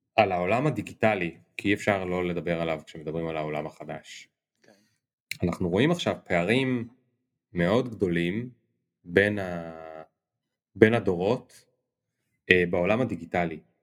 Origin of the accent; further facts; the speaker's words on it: Kiryat Bialik, Haifa District, Israel; אני ילד מקריית ביאליק